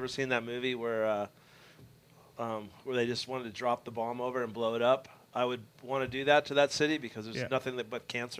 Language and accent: English; Los Angeles, California, United States; moved away; stayed down in SoCal, where I grew up in Venice